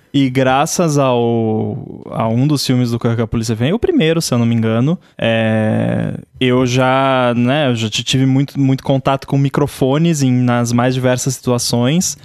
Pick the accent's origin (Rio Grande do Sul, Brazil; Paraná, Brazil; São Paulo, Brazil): Rio Grande do Sul, Brazil; eu sou do Rio Grande do Sul